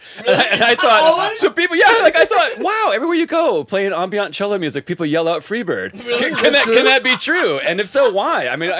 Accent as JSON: {"language": "English", "region": "Illinois", "country": "United States", "said": "I'm from Illinois."}